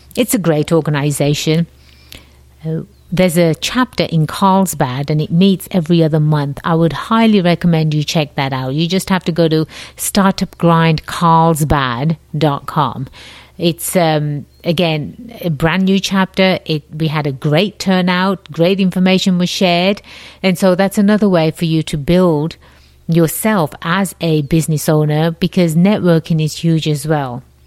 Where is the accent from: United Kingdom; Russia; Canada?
United Kingdom; England; moved away as an adult; now in United States; I have a slight accent. Yes, I do. I was born and raised in England, the jolly old land across the pond